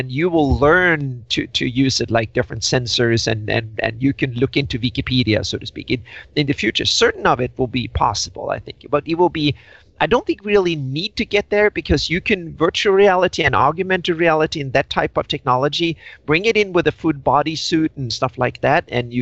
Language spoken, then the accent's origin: English; Sweden; I grew up in Sweden